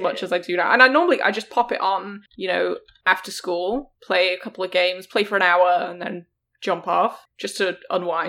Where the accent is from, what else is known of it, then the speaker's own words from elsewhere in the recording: England, United Kingdom; I'm British, right? I'm English